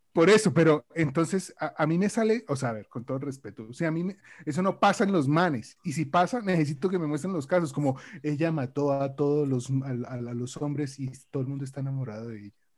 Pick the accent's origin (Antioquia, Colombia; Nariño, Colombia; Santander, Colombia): Santander, Colombia; Bucaramanga; accent: bumangués; todos nosotros que nacimos en Bucaramanga